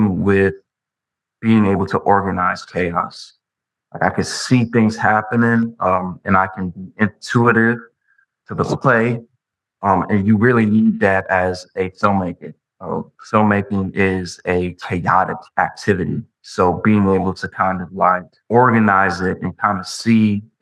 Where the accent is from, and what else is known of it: Long Island, New York, United States; born or raised there; also born or lived in Brooklyn, New York